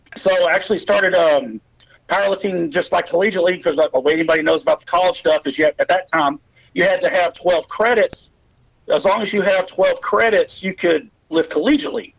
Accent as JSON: {"language": "English", "town": "Pottsboro", "region": "Texas", "country": "United States", "tie": "born or raised there", "also_born_or_lived": "Sherman, Texas / Hillsboro, Kansas", "said": "I was born in Sherman, Texas, grew up in a town called Pottsboro, which is a lake community on Oklahoma Texas border"}